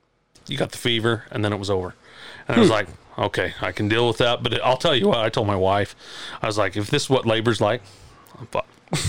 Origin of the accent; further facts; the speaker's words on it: Midvale / Mighton, Utah, United States; I moved from Midvale. My parents had a house out here. They're from the Wasatch Front here. Mm-hmm. And they moved us out when I was 10 years old. And so they bought this 80-acre farm